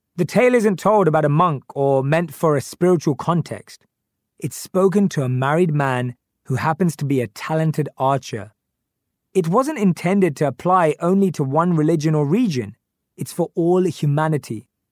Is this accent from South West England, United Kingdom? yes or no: no; London, United Kingdom; I grew up in North London with my parents and my youngest sister